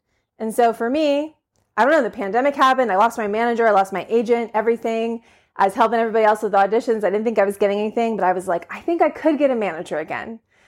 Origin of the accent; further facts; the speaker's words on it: Pittsburgh, Pennsylvania, United States; but I'm from the Pittsburgh area.